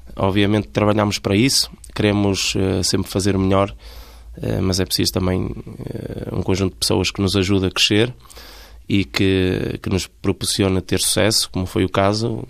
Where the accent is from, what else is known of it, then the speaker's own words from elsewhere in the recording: Felgueiras, Porto District, Portugal; sou natural de Felgueiras